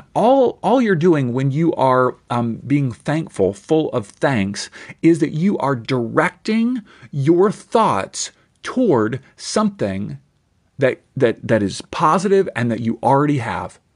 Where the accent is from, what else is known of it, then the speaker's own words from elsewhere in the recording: Kentucky, United States; moved away; I grew up in Kentucky